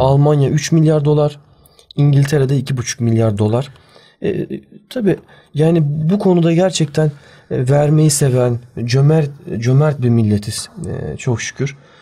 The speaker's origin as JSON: {"language": "Turkish", "country": "Turkey", "tie": "born or raised there", "said": "iyi ki bu ülkede doğmuşum"}